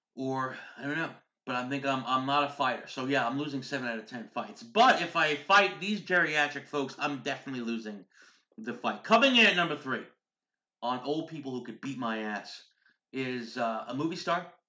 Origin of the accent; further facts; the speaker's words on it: United States; We're hardworking American parents.